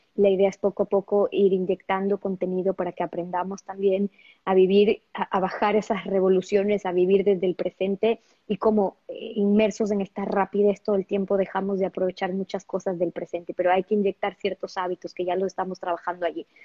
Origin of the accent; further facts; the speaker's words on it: Ecuador; yo soy ecuatoriana